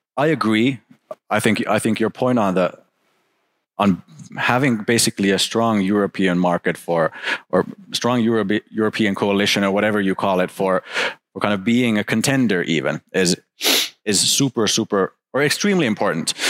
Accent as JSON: {"language": "English", "country": "Finland", "said": "looking into my home country, looking into Finland"}